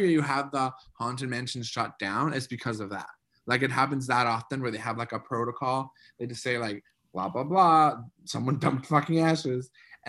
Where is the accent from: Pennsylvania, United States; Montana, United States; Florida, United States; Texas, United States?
Florida, United States; because I grew up in Florida.